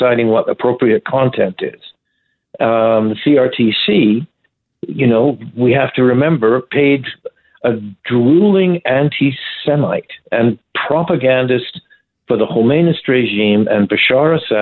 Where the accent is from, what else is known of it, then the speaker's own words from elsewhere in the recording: Canada; As a Canadian citizen